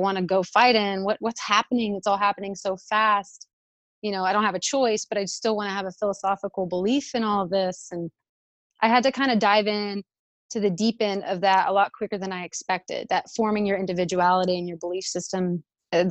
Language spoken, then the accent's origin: English; Arlington, Texas, United States; moved away as an adult; growing up in Texas, where things are a little bit more older